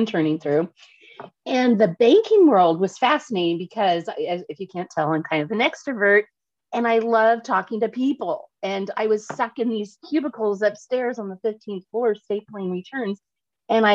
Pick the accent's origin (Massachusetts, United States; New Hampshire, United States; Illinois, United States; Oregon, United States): Oregon, United States; Portland; I'm born and raised in Portland, Oregon